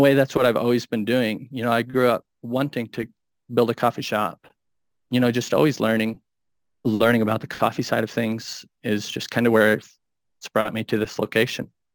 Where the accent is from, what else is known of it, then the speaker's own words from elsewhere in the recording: Minnesota, United States; moved away as an adult; now in Wyoming, United States; I grew up in Minnesota and now I, I moved out to Wyoming five years ago